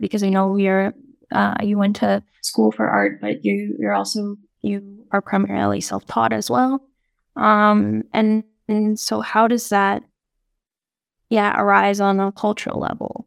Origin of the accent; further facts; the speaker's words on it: Nunavut, Canada; my family and growing up in Nunavut